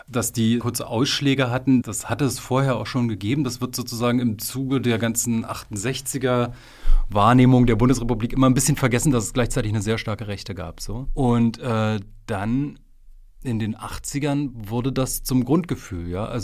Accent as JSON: {"language": "German", "town": "Frankfurt", "region": "Brandenburg", "country": "Germany", "tie": "born or raised there", "said": "In meiner Heimatstadt war es Frankfurt oder äh"}